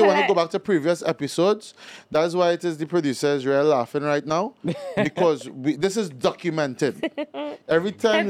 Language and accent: English; Trinidad & Tobago; I am from Trinidad. That's where I'm from.